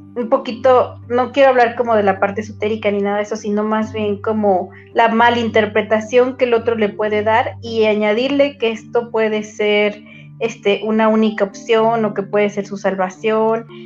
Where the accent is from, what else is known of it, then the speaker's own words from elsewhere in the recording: Mexico; somos mexicanos